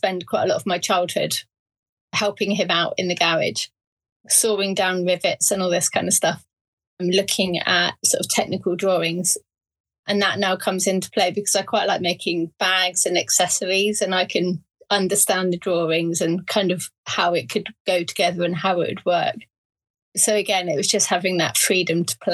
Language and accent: English; Surrey, South East England, United Kingdom; moved away as an adult; also born or lived in Berkshire / Hitchin / Midlands; Surrey born and bred, and then went to university